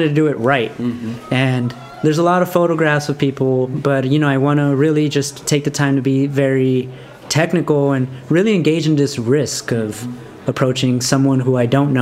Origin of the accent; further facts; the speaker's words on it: Los Angeles, California, United States; I'm from Highland Park.